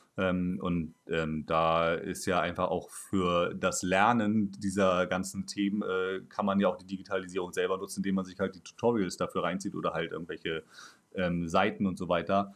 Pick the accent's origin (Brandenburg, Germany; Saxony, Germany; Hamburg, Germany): Hamburg, Germany; also born or lived in Dortmund; Also ich bin ja auch jetzt Großstadtmensch, aufgewachsen hier in Hamburg und äh, fast nie weggegangen.